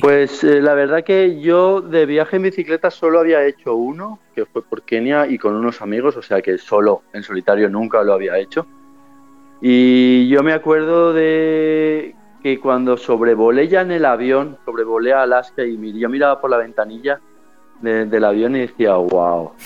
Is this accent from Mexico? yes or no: no; Spain; a la mía, a la española